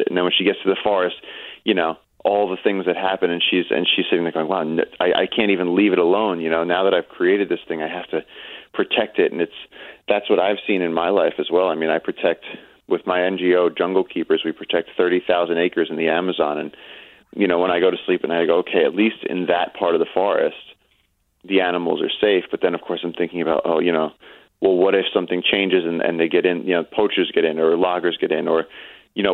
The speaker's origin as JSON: {"language": "English", "town": "New York City", "region": "New York", "country": "United States", "tie": "born or raised there", "said": "I'm a kid from Brooklyn"}